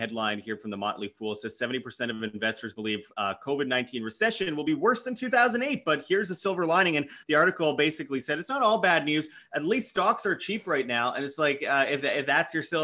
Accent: Winnipeg, Manitoba, Canada; my hometown, Winnipeg, Canada

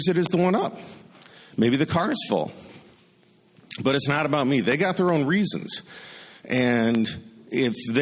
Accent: Wisconsin, United States; I'm from Wisconsin

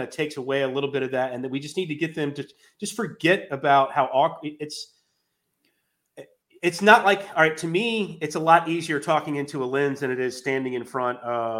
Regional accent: North Carolina, United States; growing up in North Carolina

